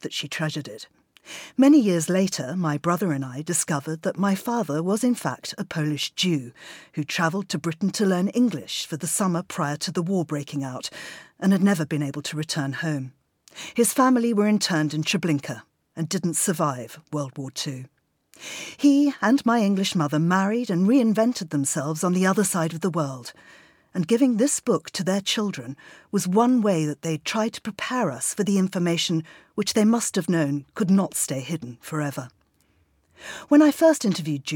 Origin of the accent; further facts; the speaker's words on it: Zimbabwe; moved away as an adult; now in London, United Kingdom; I grew up in Zimbabwe, the youngest by some way of three children